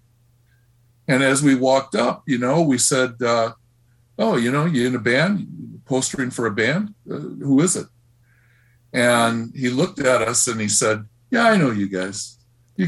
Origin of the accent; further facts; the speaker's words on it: Milwaukee, Wisconsin, United States; I grew up in Milwaukee and started playing in bands towards the end of eighth grade